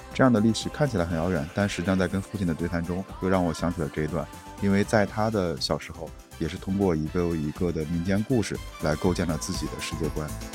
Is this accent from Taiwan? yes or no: no; Henan, China; accent: Henan dialect; moved away; 我们用河南方言讲的